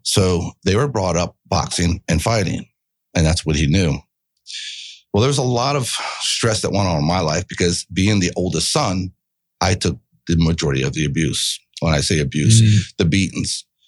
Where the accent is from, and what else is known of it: Miramar, Florida, United States; born or raised there; moved away as an adult; also born or lived in Miami, Florida